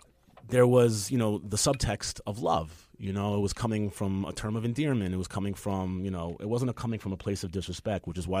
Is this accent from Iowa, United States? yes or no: no; New York City, New York, United States; I grew up in Queens.